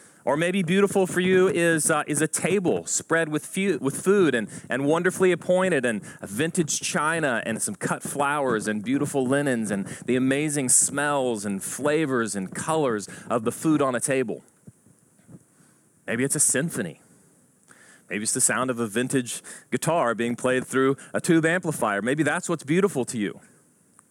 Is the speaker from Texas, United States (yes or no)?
yes; Houston suburb, Texas, United States; I grew up around Houston, and not in Houston, but in a Houston suburb